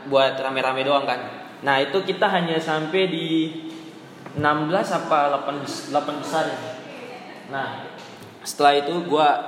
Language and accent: Indonesian; Jayapura, Papua, Indonesia; Gua kan dari Papua dari tepatnya di Jayapura.